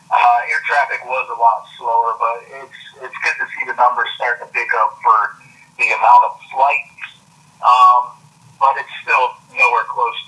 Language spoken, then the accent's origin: English; Charlotte Amalie, U.S. Virgin Islands; also born or lived in Jacksonville, Florida / Lakeland, Florida; now in Florida, United States; Well, originally I was born in St. Thomas in the Virgin Islands, but I currently reside between Jacksonville and Lakeland.